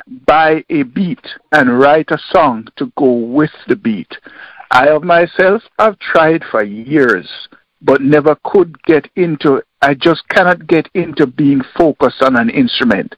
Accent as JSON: {"language": "English", "town": "Kingston", "country": "Jamaica", "tie": "born or raised there", "said": "I was born and raised in Kingston, Jamaica"}